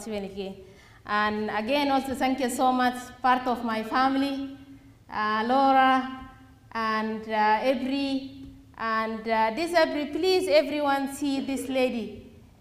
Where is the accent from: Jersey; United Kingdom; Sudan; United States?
Sudan; Darfur; moved away as an adult; I was being raised and born in Darfur